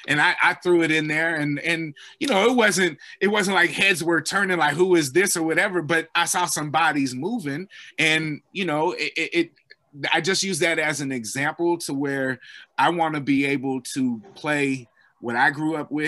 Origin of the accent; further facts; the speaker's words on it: Bay Area, California, United States; Growing up in the Bay Area